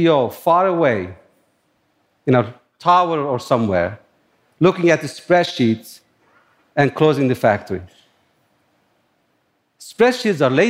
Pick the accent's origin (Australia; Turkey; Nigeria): Turkey; born or raised there; moved away as an adult; also born or lived in upstate New York; now in New York, United States